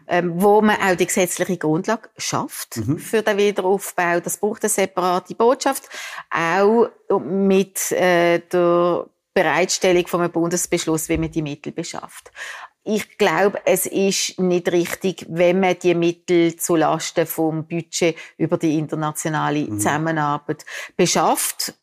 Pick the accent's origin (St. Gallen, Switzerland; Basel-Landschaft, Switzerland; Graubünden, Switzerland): Basel-Landschaft, Switzerland; Biel-Benken; accent: Basler Dialekt; Ich komme aus Bilbengen, das ist Basel noch. Von dem her auch ja. mein ausgeprägter Basler Dialekt.